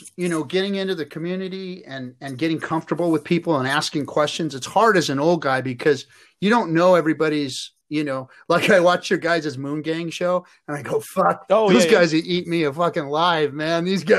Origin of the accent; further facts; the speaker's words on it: Los Angeles, California, United States; also born or lived in Inglewood / Norwalk; I grew up in the streets, bro. I'm from LA, and I grew up in Inglewood and Norwalk, and I grew up in the ghettos, joined the Marine Corps to get away from the ghettos.